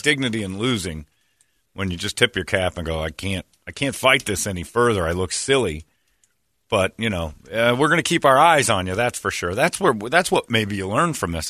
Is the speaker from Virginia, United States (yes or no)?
no; Philadelphia, Pennsylvania, United States; moved away